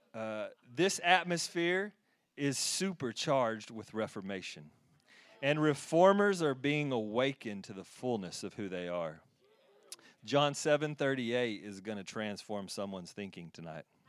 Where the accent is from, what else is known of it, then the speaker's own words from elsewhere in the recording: Texas, United States; moved away; I'm from Texas. Yeah, from Texas